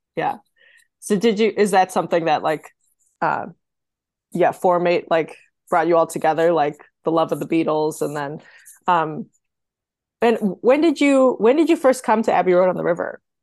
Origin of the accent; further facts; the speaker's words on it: Wisconsin, United States; I'm I'm from Wisconsin, so I'm going to say Wag differently than you guys say it